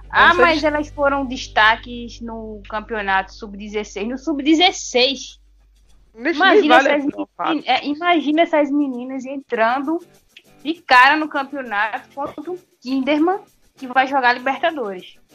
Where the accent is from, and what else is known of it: Pernambuco, Brazil